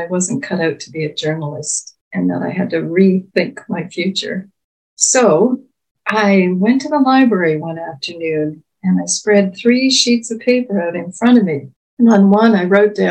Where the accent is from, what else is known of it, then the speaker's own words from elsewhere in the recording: New Brunswick, Canada; also born or lived in Fredericton, New Brunswick / Saint John, New Brunswick / St. John's, Newfoundland / Moncton; was born in Fredericton, New Brunswick. Because of my dad's job, my family moved around a lot, all within New Brunswick.